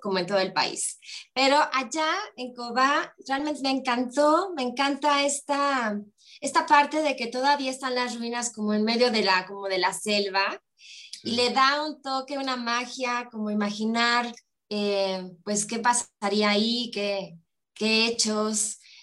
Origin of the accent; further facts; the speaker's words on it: Mexico; vivamos en México